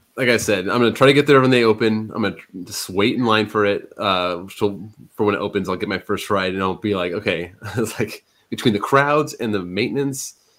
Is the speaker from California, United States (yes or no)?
yes; California, United States; we're from California